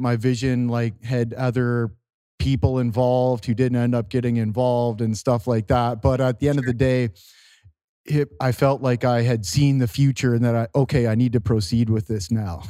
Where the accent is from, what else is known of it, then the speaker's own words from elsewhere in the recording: Canada; in my hometown